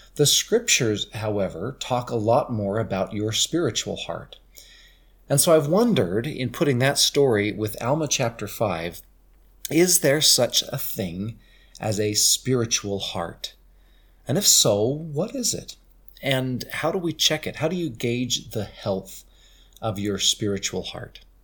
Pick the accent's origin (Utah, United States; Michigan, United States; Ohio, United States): Utah, United States; St. George; he asked, "Elder, where are you from?" And I said, "Saint George,"